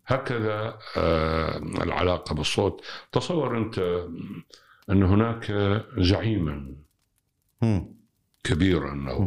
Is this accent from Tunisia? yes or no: no; Iraq; عندنا بالعراق